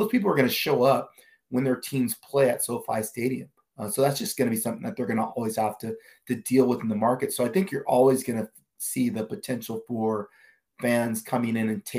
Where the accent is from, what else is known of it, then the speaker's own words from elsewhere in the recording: Seattle, Washington, United States; I'm from the Seattle area.